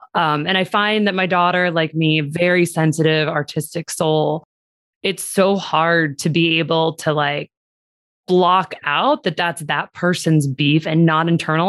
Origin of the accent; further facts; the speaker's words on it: Seattle, Washington, United States; also born or lived in Los Angeles / New York City; now in Las Vegas, United States; I was born in Los Angeles, wound up moving to Seattle, middle school, high school years, did a lot of crazy summer camps, and then moved to Las Vegas for my undergrad